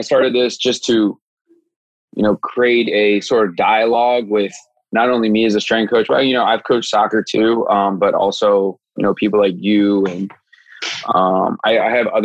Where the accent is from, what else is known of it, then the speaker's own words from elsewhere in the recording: Silver Spring, Maryland, United States; I'm from like Silver Spring, Rockville area